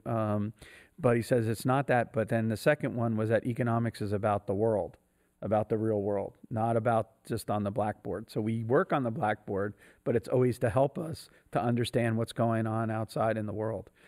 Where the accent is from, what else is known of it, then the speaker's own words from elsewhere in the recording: New Jersey, United States; I was a kid from New Jersey, and I didn't come from academic kind of background